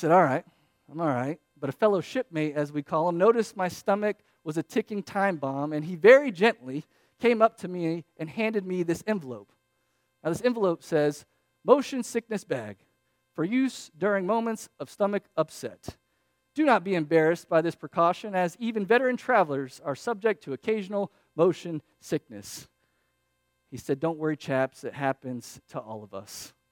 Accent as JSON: {"language": "English", "area": "near Orlando", "region": "Florida", "country": "United States", "tie": "born or raised there", "said": "I grew up near Orlando"}